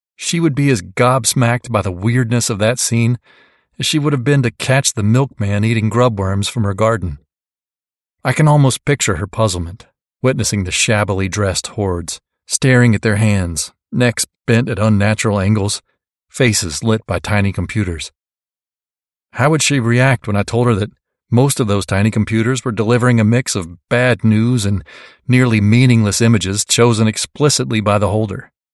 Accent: Mississippi, United States; now in Marin County, California, United States; I come from Mississippi. I invoke my Mississippi heritage

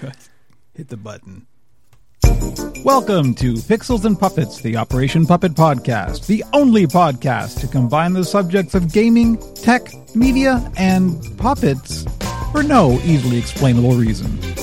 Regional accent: Canada; an older Canadian who doesn't really do the patriotism thing

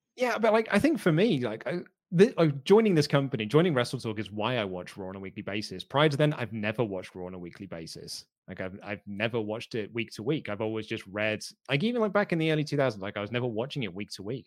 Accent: United Kingdom; I'm British

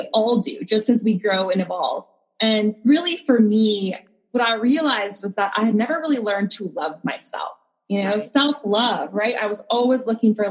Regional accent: North Dakota, United States; I was born and raised in North Dakota of all places.

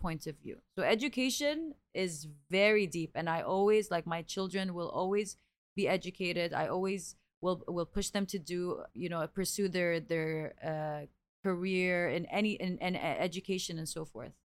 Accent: Abu Dhabi, United Arab Emirates; growing up, I grew up in Abu Dhabi

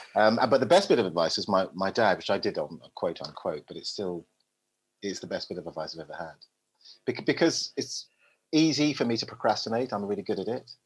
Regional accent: London, United Kingdom; moved away as an adult; also born or lived in Willesden Green / Tours, France / Twickenham; from the day I was born in Park Royal, northwest London, to to, to now, pretty much, apart from the, that sort of seven, eight year gap, I've always lived in England

